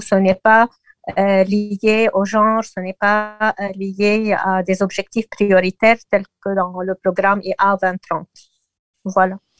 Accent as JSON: {"language": "French", "country": "Lebanon", "said": "chez nous au Liban"}